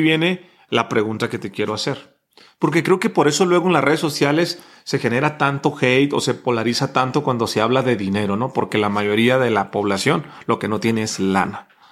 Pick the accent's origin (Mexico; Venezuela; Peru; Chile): Mexico; Decimos en México